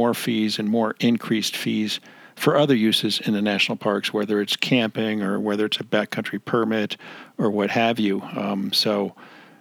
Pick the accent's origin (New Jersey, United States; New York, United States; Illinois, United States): New Jersey, United States; when I was a youngster growing up in New Jersey